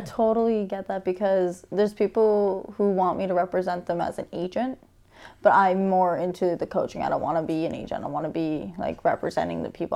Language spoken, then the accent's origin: English; St. Catharines, Ontario, Canada; I am from St. Catharines, born and raised